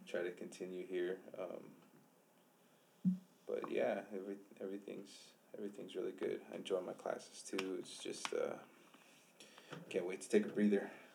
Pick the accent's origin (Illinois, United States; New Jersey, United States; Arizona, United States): Arizona, United States; Flagstaff; also born or lived in Winslow, Arizona; I grew up here in Flagstaff